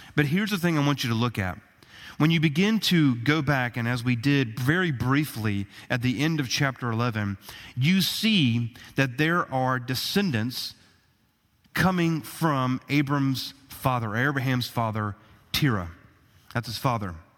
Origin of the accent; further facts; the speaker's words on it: United States; as American citizens